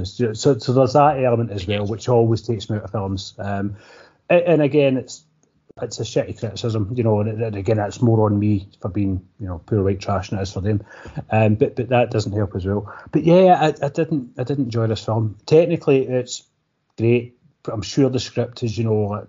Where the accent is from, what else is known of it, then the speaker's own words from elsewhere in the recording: Scotland, United Kingdom; we're Scottish